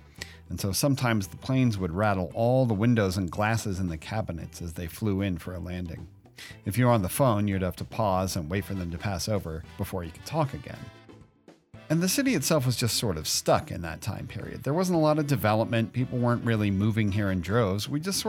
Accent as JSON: {"language": "English", "town": "Denver", "region": "Colorado", "country": "United States", "tie": "born or raised there", "also_born_or_lived": "Seattle, Washington", "said": "I was born in Seattle, and my family moved to Denver in 1979 when I was around 6 years old. So I've seen the city go through many changes."}